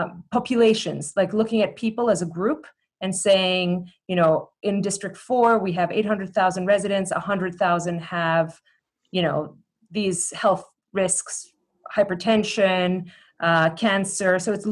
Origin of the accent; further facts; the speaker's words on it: Cleveland, Ohio, United States; born there; I was born in Cleveland, Ohio.